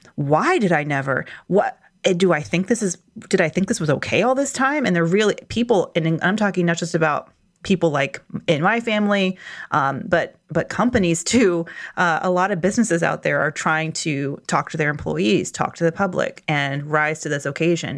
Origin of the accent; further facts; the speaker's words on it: Atlanta, Georgia, United States; moved away; I'm from Atlanta